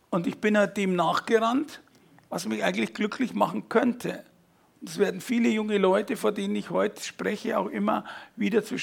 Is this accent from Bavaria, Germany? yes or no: yes; Fürstenfeldbruck, Bavaria, Germany; bin 55 äh, aufgewachsen, also geboren in Fürstenfeldbruck.